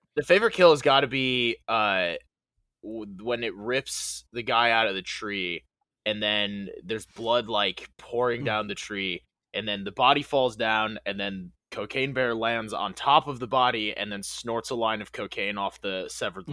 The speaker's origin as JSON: {"language": "English", "region": "Western New York", "country": "United States", "said": "I'm from Western New York"}